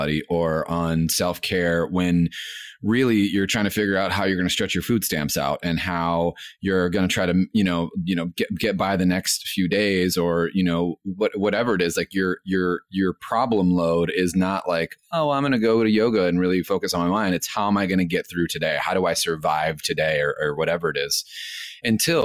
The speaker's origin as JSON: {"language": "English", "town": "Los Angeles", "region": "California", "country": "United States", "said": "I'm from East LA, and so it's definitely an underserved, very heavily Latino community"}